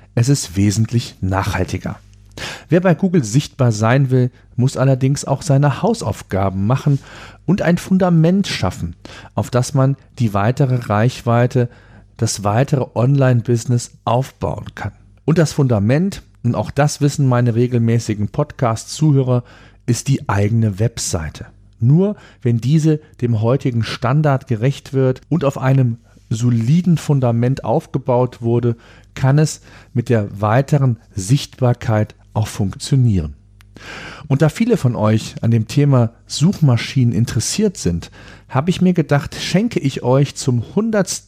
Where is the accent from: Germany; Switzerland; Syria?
Germany; hier bei uns in Deutschland